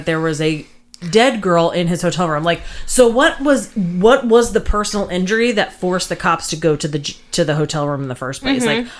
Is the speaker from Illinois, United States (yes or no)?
no; New Jersey, United States; my hometown in New Jersey